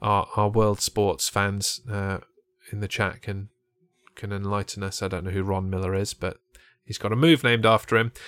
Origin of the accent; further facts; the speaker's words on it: England, United Kingdom; I'm English